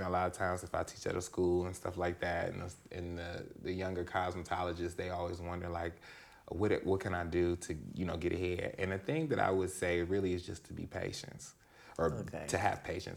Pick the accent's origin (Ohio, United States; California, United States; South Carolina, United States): Ohio, United States; Cleveland; moved away as an adult; now in Los Angeles, United States; I'm originally from Cleveland, Ohio